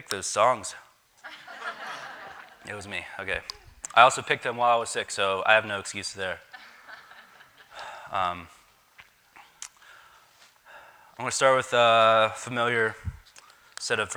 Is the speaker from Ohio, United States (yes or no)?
no; Davis, West Virginia, United States; I grew up in Davis